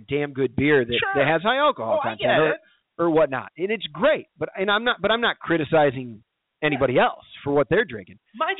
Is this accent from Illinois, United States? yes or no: yes; Kirkland, Illinois, United States; I'm from Kirkland, Illinois, man.